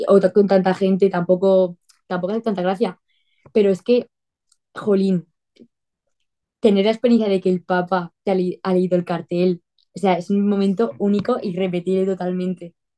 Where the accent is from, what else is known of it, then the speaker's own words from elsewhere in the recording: Torrent, Valencian Community, Spain; soy de España, de Valencia, de, una ciudad grande de Valencia que se llama Torrent